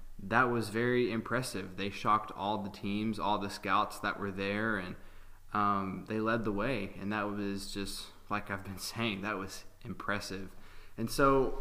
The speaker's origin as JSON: {"language": "English", "town": "Hendersonville", "region": "Tennessee", "country": "United States", "said": "I'm from Hendersonville, Tennessee"}